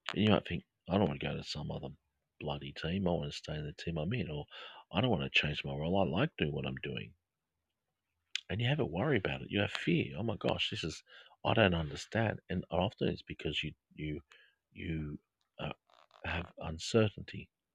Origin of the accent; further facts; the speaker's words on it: Australia; accent: Australian English; my Australian English accent